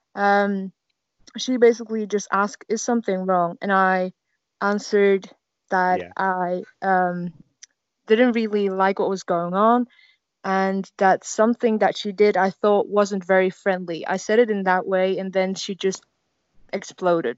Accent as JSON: {"language": "English", "country": "Netherlands", "said": "I'm from the Netherlands"}